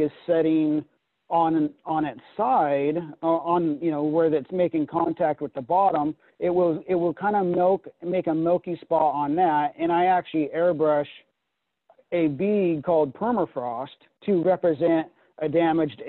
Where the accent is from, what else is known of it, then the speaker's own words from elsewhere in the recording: Pacific Northwest, United States; growing up in the Pacific Northwest